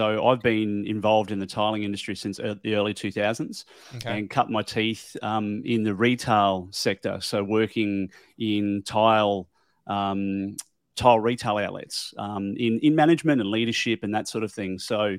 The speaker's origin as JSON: {"language": "English", "town": "Brisbane", "region": "Queensland", "country": "Australia", "said": "I'm from Australia, here in sunny Brisbane, and I've got a podcast."}